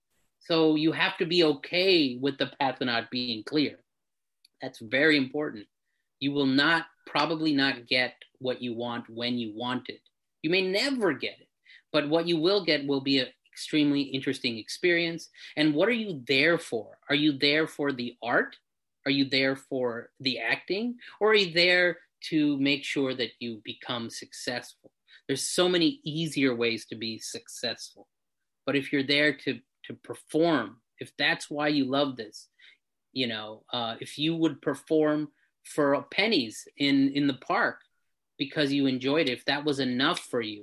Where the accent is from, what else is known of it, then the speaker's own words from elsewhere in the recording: India; I think that's really, as Indian people, we have these huge, huge sort of dreams because we've been groomed that way to be something great.